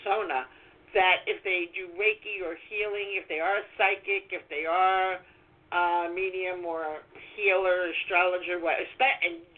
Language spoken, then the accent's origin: English; New York City, New York, United States; I'm from Brooklyn